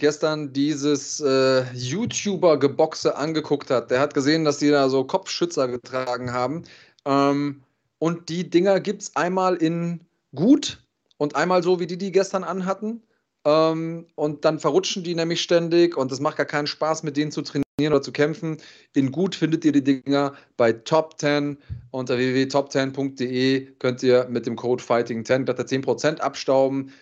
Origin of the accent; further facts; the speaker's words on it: Germany; bei uns in Deutschland